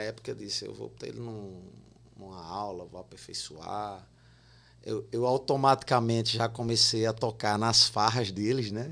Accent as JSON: {"language": "Portuguese", "town": "Campina Grande", "region": "Paraíba", "country": "Brazil", "tie": "born or raised there", "said": "Eu sou de Campina Grande"}